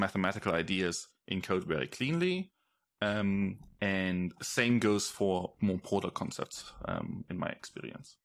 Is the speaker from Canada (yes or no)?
no; Germany; moved away as an adult; I grew up in Germany